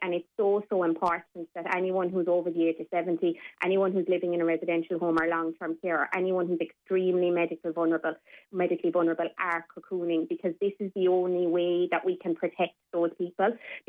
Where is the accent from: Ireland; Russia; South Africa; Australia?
Ireland; I know as Irish people, we tend to be very proud and we tend to, you know, try to be very independent.